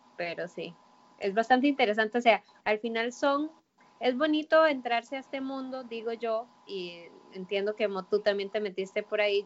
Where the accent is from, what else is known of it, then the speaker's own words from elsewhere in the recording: Costa Rica; como buena tica